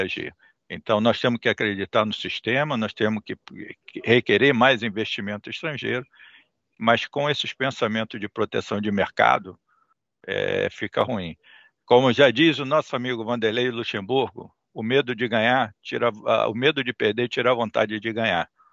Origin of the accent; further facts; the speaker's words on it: Brazil; A gente, enquanto brasileiro